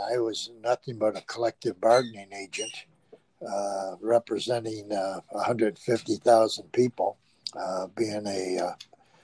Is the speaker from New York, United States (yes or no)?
no; Chicago, Illinois, United States; I was born and raised in the Bridgeport neighborhood.